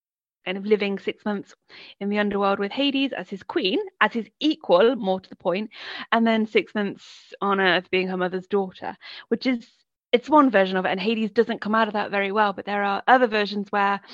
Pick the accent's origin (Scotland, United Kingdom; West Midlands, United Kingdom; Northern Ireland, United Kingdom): West Midlands, United Kingdom; Coventry; moved away; I grew up in Coventry, which is in the West Midlands, and now I live by the sea